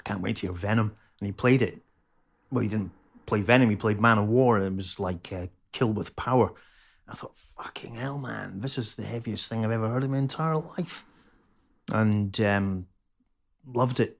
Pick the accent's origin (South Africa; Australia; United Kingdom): United Kingdom; Dunfermline, Scotland; moved away as an adult; also born or lived in Plymouth / Edinburgh; now in Liverpool, United Kingdom; So I lived in Pitcairthy from nineteen seventy-seven.